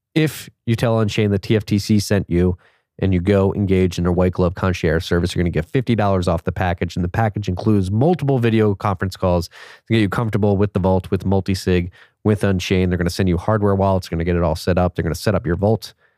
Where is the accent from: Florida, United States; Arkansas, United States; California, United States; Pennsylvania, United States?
Pennsylvania, United States; Philadelphia; moved away as an adult; also born or lived in Chicago / New York; now in Austin, United States; born and raised in Philadelphia